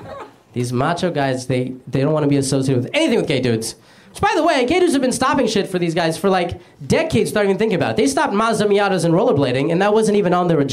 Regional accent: Arizona, United States; I grew up in Arizona

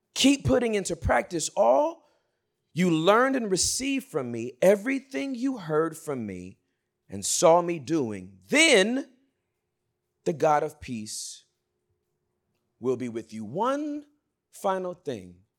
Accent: Inglewood, California, United States; I was born and raised in Inglewood, California

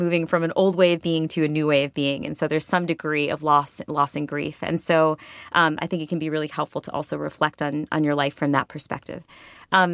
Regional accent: Connecticut, United States; in my hometown in Connecticut

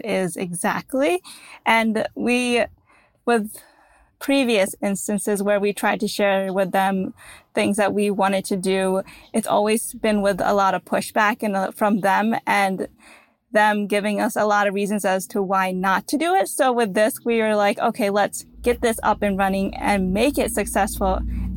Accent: United States; we're born in America, that we're Indian

